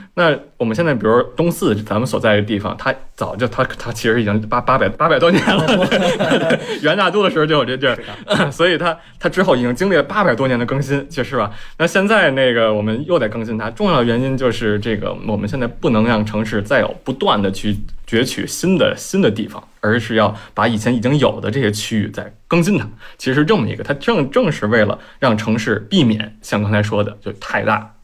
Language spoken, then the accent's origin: Chinese; Beijing, China; 我一直从小在北京长大嘛